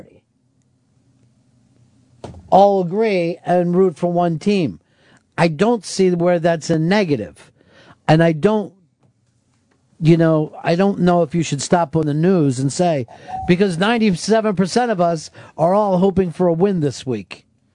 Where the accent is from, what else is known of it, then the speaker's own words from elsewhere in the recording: Philadelphia, Pennsylvania, United States; accent: Philly, Delaware Valley; now in New York, United States; Delaware Valley accent that I grew up